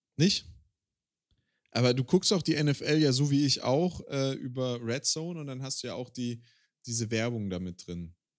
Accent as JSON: {"language": "German", "region": "Swabia", "country": "Germany", "moved": "yes", "lives_now": "Bavaria, Germany", "said": "ich lebe in Bayern, ich bin Schwabe"}